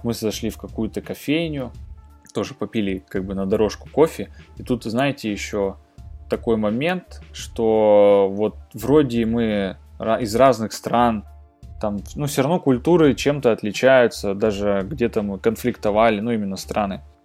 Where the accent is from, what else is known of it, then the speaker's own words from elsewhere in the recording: Krasnoyarsk, Krasnoyarsk Krai, Russia; в Красноярске, ну это город, откуда я родом